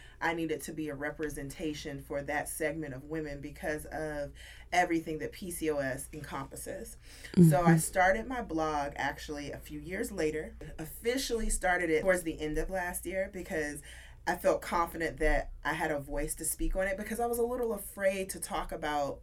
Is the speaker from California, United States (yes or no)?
no; Atlanta, Georgia, United States; moved away as an adult; now in Washington, D.C., United States; I'm originally from Atlanta, Georgia